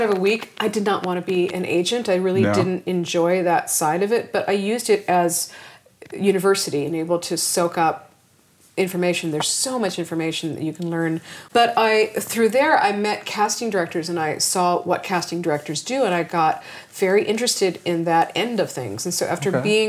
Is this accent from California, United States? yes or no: yes; Los Angeles, California, United States; I grew up in Los Angeles, so I'm a native, which is rare